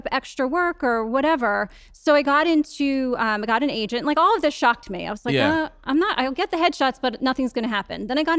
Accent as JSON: {"language": "English", "area": "Jersey Shore", "region": "New Jersey", "country": "United States", "tie": "born or raised there", "said": "I grew up on the Jersey Shore."}